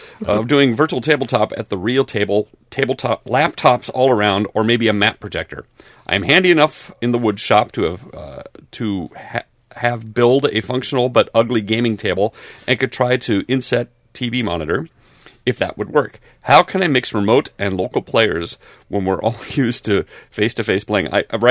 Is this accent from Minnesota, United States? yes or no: yes; Minnesota, United States; from Minnesota.